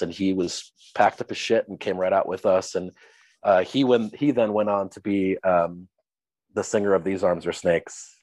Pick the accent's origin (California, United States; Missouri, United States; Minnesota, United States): Minnesota, United States; Minneapolis; I was born and raised in the Twin Cities, Minneapolis, St. Paul.